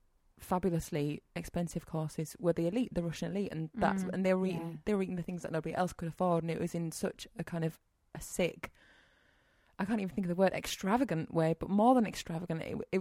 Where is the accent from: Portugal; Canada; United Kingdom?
United Kingdom; Leeds, Yorkshire and the Humber; I'm 29, I'm from Leeds, and I have an interest in cooking.